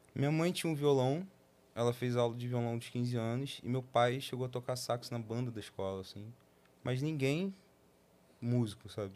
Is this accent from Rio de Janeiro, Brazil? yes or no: yes; Nova Iguaçu, Rio de Janeiro, Brazil; a gente nasceu em Nova Iguaçu